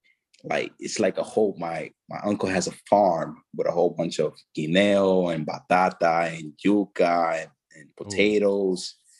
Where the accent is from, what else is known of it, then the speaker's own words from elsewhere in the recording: Haina, San Cristóbal, Dominican Republic; You go to Santo Domingo, or you could just go to my hometown, Haina. It's a little village, man, and I'll show you a good time over there.